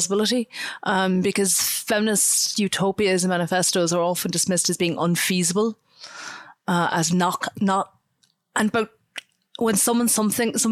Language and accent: English; Ireland